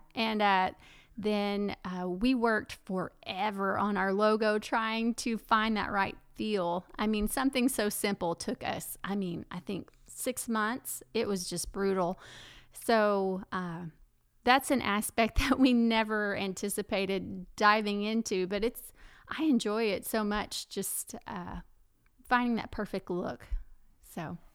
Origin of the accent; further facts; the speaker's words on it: Paris, Texas, United States; also born or lived in Louisiana; now in Enid, United States; I'm from Paris, Texas